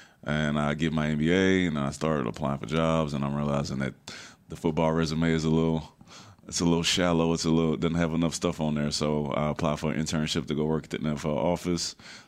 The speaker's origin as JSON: {"language": "English", "town": "Houston", "region": "Texas", "country": "United States", "said": "I'm from Houston."}